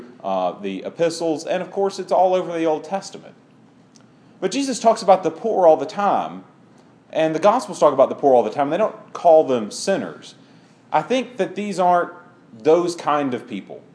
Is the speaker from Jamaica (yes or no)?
no; Clinton, Mississippi, United States; I grew up in Clinton, around Jackson, and Clinton has a rivalry with Madison. And Madison is per capita the richest town in Mississippi.